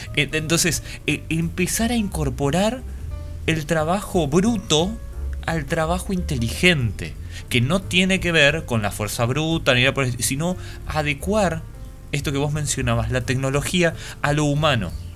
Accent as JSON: {"language": "Spanish", "country": "Paraguay", "said": "nosotros acá en Paraguay"}